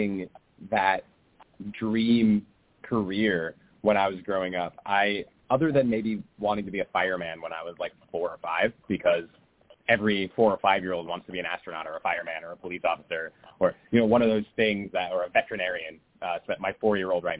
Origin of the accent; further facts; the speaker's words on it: Los Angeles, California, United States; I live in Los Angeles and I grew up in Los Angeles